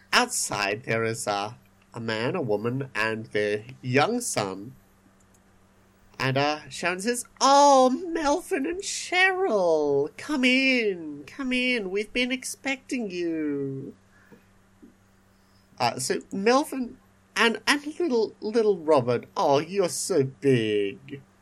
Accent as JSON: {"language": "English", "country": "Australia", "said": "We're Australian, not Texan."}